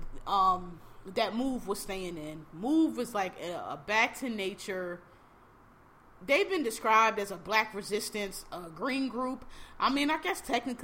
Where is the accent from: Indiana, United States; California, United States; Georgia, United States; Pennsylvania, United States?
Pennsylvania, United States; Philadelphia; I'm from Philly, Philadelphia, born and raised